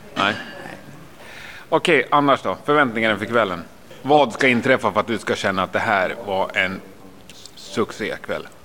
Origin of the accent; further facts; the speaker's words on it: Gävle, Gävleborg County, Sweden; jag är från Gävle